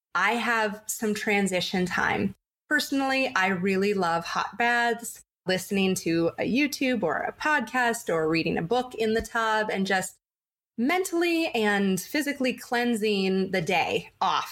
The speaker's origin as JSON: {"language": "English", "town": "San Diego", "region": "California", "country": "United States", "tie": "born or raised there", "said": "I grew up in San Diego"}